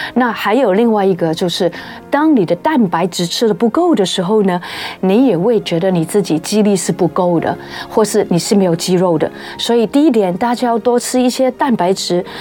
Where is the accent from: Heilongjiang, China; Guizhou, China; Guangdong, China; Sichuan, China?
Guangdong, China; 因为我是广东人